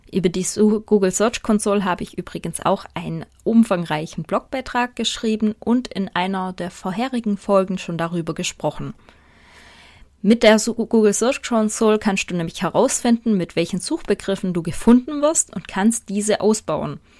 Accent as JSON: {"language": "German", "region": "Swabia", "country": "Germany", "said": "Ich komme aus dem Schwäbischen"}